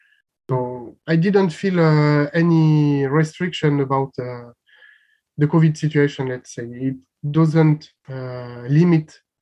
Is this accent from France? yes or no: yes; France; also born or lived in Bulgaria; I'm living currently in France. I'm 29 years old and I just came back to my country after finishing 1 year volunteering in Bulgaria